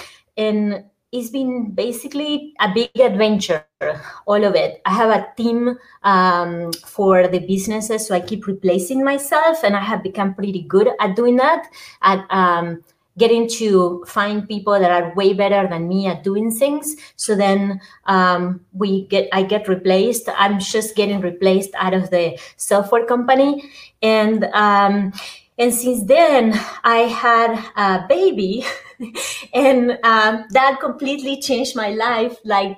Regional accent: Argentina; English is a second language; now in United States; I'm originally from Argentina. I came to the States a little bit over 25 years ago and decided to keep my accent. I always have been moving inside Argentina to different places and always having an accent even within Argentina.

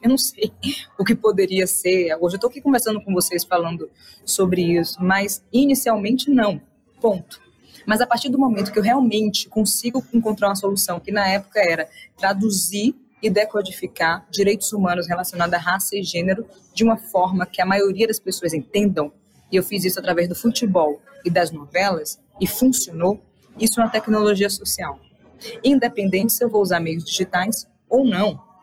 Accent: Salvador, Bahia, Brazil; Eu sou de Salvador, né, Bahia. Sou nordeste duas vezes porque nasci no bairro chamado Nordeste de Amaralina.

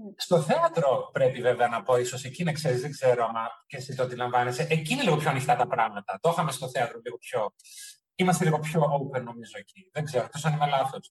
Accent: Germany; moved away as an adult; also born or lived in Crete, Greece; now in Athens, Greece; Έζησα στη Γερμανία μέχρι τα 18 μου

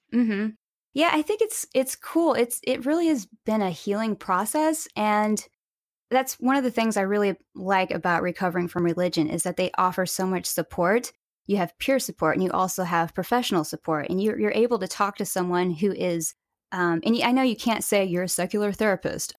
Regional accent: Springfield, Missouri, United States; now in California, United States; I grew up in Springfield, Missouri, actually, and I now live in California

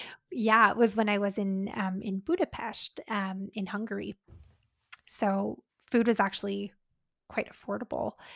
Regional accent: Canada; as Canadians

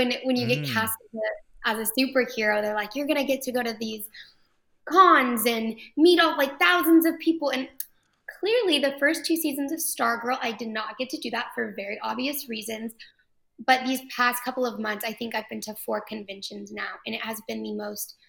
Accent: Fort Worth, Texas, United States; also born or lived in Los Angeles, California; I was born and raised in Fort Worth and migrated back.

